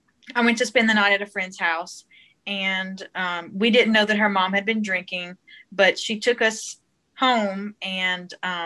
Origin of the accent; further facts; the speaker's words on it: Hessmer, Louisiana, United States; accent: South Louisiana, Cajun; I am in Hesmer, Louisiana, in Avoyelles Parish, which is right smack dab in the middle of Louisiana. It's where I was born and raised, and I still live here with my family.